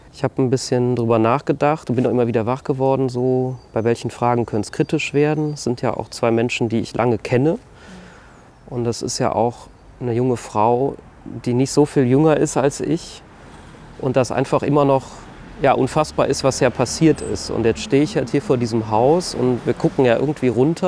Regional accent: Bad Neuenahr-Ahrweiler, Rhineland-Palatinate, Germany; Ich bin im Ahrtal aufgewachsen, in einer kleinen Gemeinde, die Teil der Stadt Bad Neuen-Ahrweiler ist

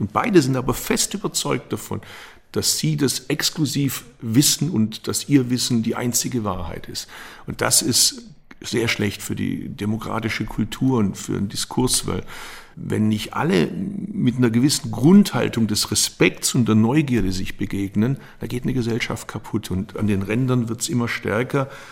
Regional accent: Baden-Württemberg, Germany; ich komme aus Baden-Württemberg

